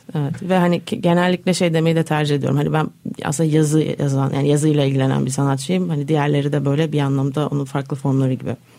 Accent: Istanbul, Turkey; born or raised there; also born or lived in Netherlands

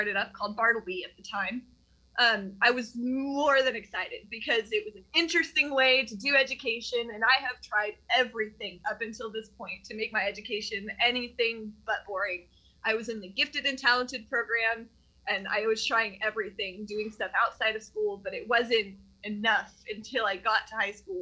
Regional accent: Tennessee, United States; I've been a kid growing up in the Tennessee school system my whole life

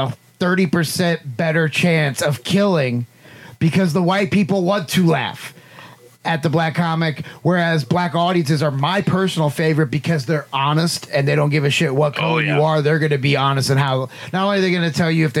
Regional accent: Franklin, United States; our friend we grew up with in Franklin

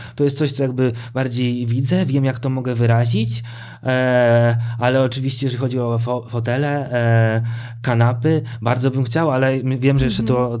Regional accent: Sosnowiec, Silesian Voivodeship, Poland; now in Warsaw, Poland; pochodzę z Sosnowca, tam się wychowałem

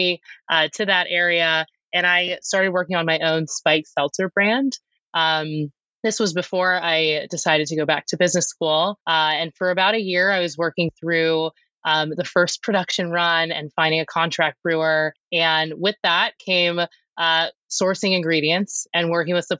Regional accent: Annapolis, Maryland, United States; moved away as an adult; also born or lived in Denver, Colorado; I'm an East Coast native. I was born in Annapolis, Maryland, went to undergrad on the East Coast

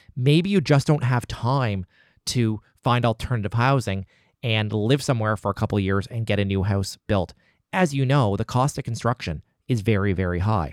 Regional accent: Nova Scotia, Canada; also born or lived in Halifax; living in Halifax and being Nova Scotian and being Canadian

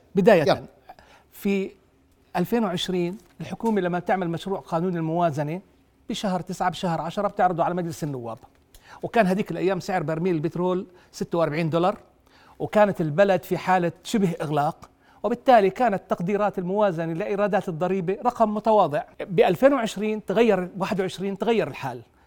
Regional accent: Jordan; عندنا بالاردن

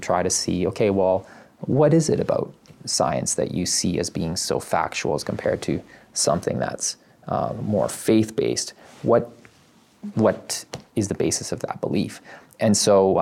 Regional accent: Canada; I was born in Canada. So I grew up here

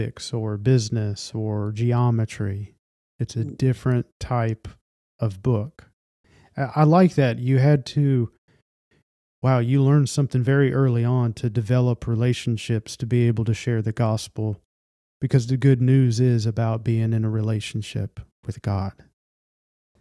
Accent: United States; I'm very familiar with the United States of America, and I grew up in an environment that was very, very much Christian faith

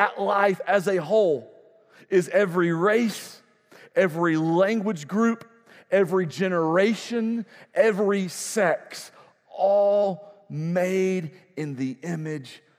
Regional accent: United States; I, as an American

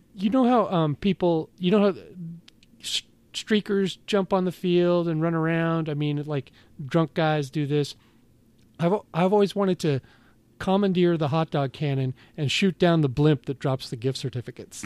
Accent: Seattle, Washington, United States; growing up in Seattle, you know, my mom smoked

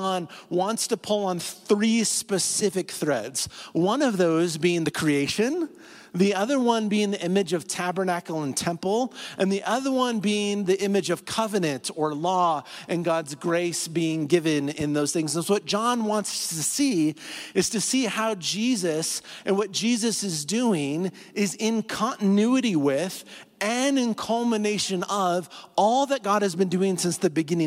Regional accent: north central Iowa, United States; moved away as an adult; now in Colorado, United States; It's a town of 2,700 people in north central Iowa

